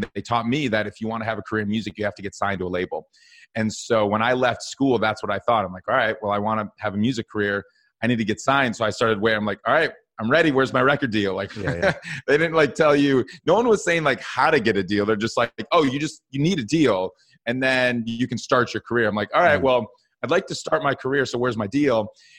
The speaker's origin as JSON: {"language": "English", "town": "Madison", "region": "Wisconsin", "country": "United States", "tie": "born or raised there", "said": "Yeah, so I grew up in Madison, Wisconsin, but I actually moved to Minneapolis Music Hub, where Prince is from, for school."}